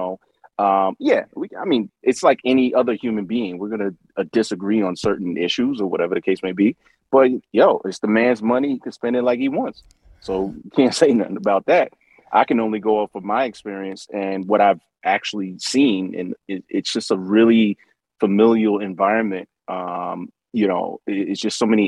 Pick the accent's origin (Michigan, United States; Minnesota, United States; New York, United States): New York, United States; New York City; I'm from Brooklyn